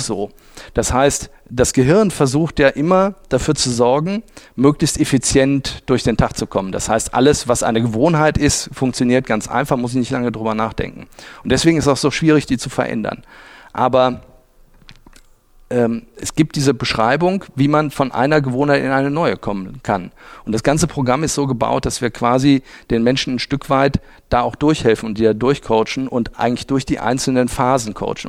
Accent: Oberwinter, Rhineland-Palatinate, Germany; moved away as an adult; also born or lived in Düsseldorf / Munich / Cologne; now in Essen, Germany; bin ich aufgewachsen in Oberwinter. Das ist äh, ein bisschen südlich von Bonn, in Bonn zur Schule gegangen. Also ich bin wirklich waschechter Rheinländer

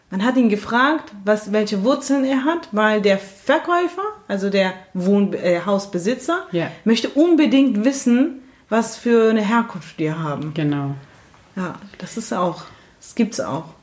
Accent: Turkey; sondern wir sind wirklich aus der Türkei. Genau. Aber sind halt kurdisch und sind halt, und das ist dann einfach, ähm, sehr schwer, die Frage, wenn jemand fragt, woher kommen Sie

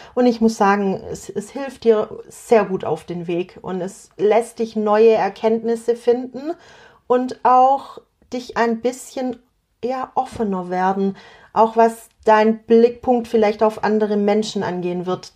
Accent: Swabia, Germany; accent: Swabian; ich bin eine Schwäble, das war Schwäbisch und heißt, ich komme aus dem Schwabenland

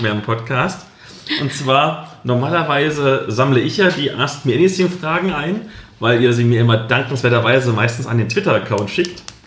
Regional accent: Halle, Saxony-Anhalt, Germany; moved away; dem Plattenbau statt, aus dem ich komme, in dem ich gewohnt habe

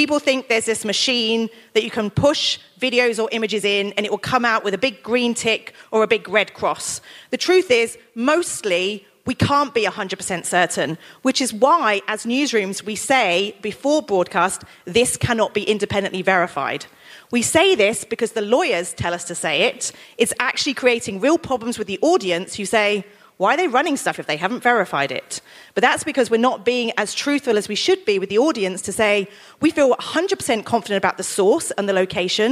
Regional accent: United Kingdom; I'm still British, and British people, we can't speak any other languages

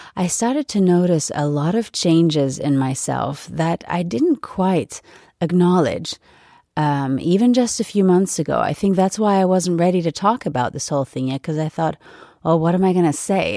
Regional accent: United States; now in Europe; being an American and having lived there for several years

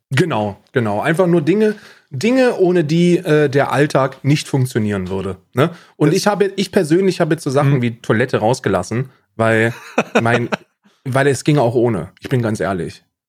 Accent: Germany; moved away as an adult; now in Ireland; als Deutscher

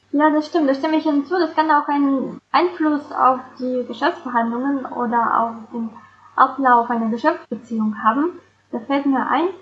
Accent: Saint Petersburg, Russia; moved away as an adult; now in Germany; Ich komme ursprünglich aus St. Petersburg und lebe in Deutschland seit ungefähr 15 Jahren

